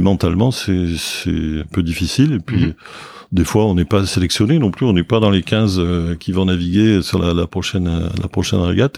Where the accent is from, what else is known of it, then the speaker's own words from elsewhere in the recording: Bordeaux, Nouvelle-Aquitaine, France; je suis né à Bordeaux, euh, une famille euh, de Bordelais